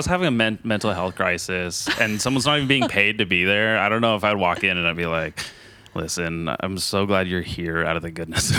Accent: Santa Barbara County, California, United States; I'm from Santa Barbara County.

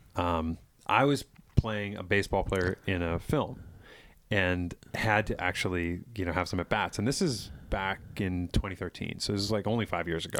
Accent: East Bridgewater, Massachusetts, United States; I grew up in East Bridgewater

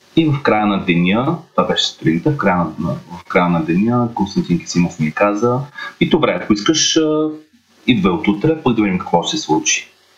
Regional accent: Varna, Varna Province, Bulgaria; moved away as an adult; now in Sofia, Bulgaria; Аз съм от Варна

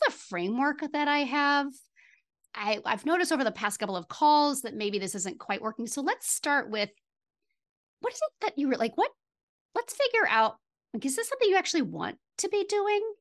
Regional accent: Midwest, United States; I'm from the Midwest

